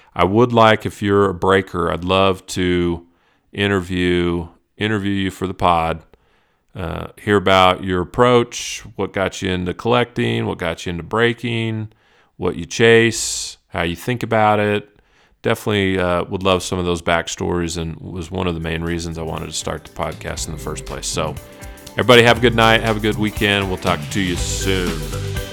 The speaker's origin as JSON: {"language": "English", "town": "Dallas", "region": "Texas", "country": "United States", "tie": "born or raised there", "said": "I was raised in Texas, I was raised in Dallas."}